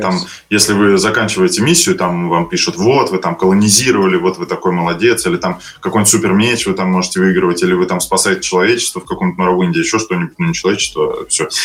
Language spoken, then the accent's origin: Russian; Moscow, Russia; Я из Москвы